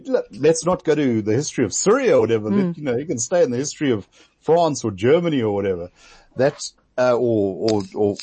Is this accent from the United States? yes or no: no; South Africa; me being a South African